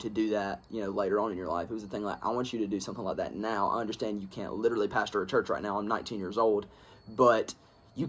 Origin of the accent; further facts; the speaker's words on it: Alabama, United States; I am from Alabama